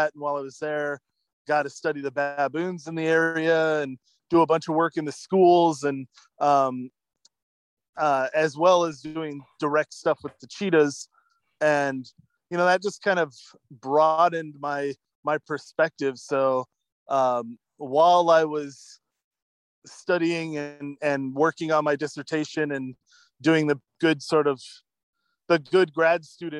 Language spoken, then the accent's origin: English; Oregon, United States; also born or lived in Ohio; I was raised here in Oregon